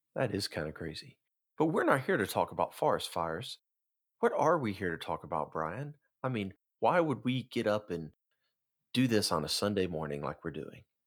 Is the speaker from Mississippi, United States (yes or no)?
yes; Tupelo, Mississippi, United States; I am from Tupelo, Mississippi